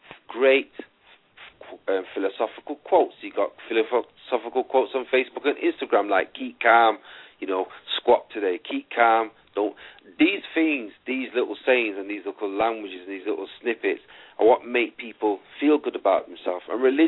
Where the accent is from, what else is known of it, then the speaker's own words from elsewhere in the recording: Manchester, North West England, United Kingdom; I'm Manchester, England. You know, I'm born.